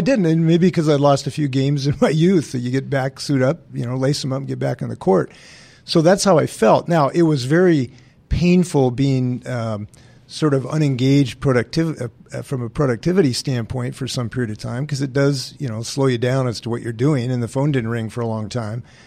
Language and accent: English; Western Washington, United States; also born or lived in Bainbridge Island; Trudy and I grew up in Western Washington